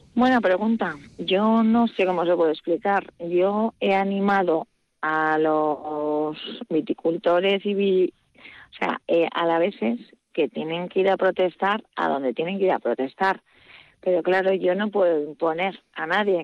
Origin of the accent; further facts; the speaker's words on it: Aberasturi, Basque Country, Spain; now in Agurain, Spain; yo soy nacida en Averasturi